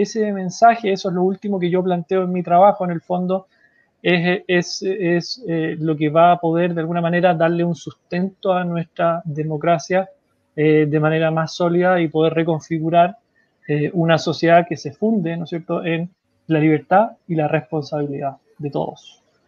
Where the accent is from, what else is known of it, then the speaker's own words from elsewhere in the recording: Chile; como sociedad chilena